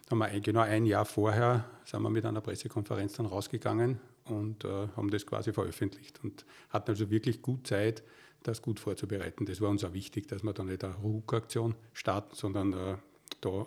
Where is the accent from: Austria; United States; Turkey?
Austria; Waldviertel, Lower Austria; außerdem bin ich auch im Waldviertel aufgewachsen, ein paar Kilometer nördlich von Weitra.